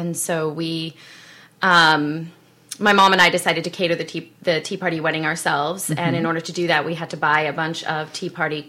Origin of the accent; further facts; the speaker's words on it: South Africa; accent: South African; now in United States; So I'm originally born and raised in South Africa. I actually have an accent that switches back and forth between my American and my South African. So I was born and raised there